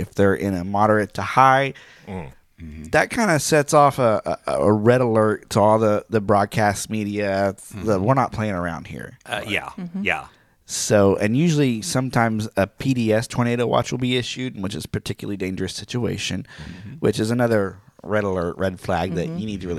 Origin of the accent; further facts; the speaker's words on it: Oklahoma, United States; I'm from Oklahoma